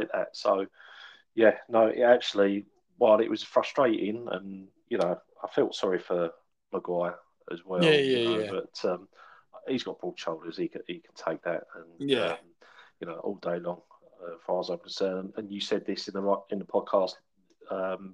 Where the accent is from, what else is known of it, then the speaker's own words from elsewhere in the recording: England, United Kingdom; me being an Englishman